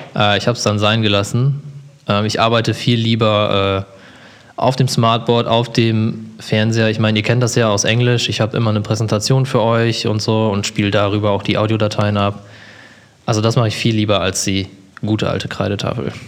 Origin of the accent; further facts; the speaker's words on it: Germany; Ich bin in Emstetten aufgewachsen